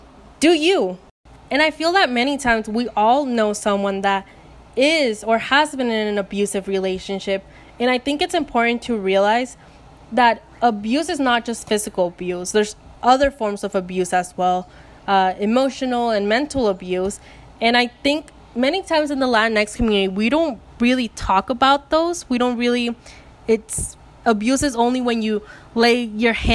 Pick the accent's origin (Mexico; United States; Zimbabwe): Mexico; I'm from Mexico